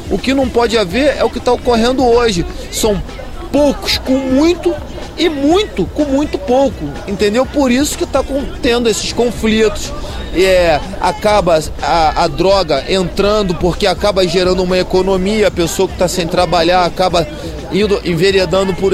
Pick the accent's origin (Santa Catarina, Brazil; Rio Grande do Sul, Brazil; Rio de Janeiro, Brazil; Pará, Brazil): Rio de Janeiro, Brazil; Como morador nascido e criado no Rio de Janeiro, eu já estou ambientalizado